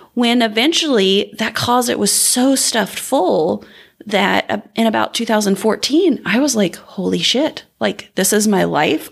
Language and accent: English; southern Indiana, United States; I grew up in southern Indiana